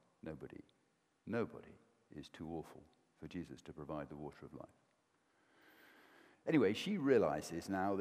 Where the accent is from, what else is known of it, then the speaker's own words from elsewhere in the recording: Welsh, Wales, United Kingdom; I'm Welsh